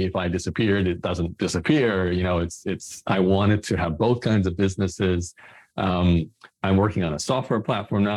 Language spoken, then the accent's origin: English; Brisbane, Queensland, Australia; I was born in Australia, in Brisbane